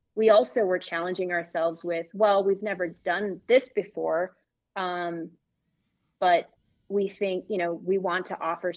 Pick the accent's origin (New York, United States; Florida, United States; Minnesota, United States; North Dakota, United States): North Dakota, United States; now in Albuquerque, United States; I'm from North Dakota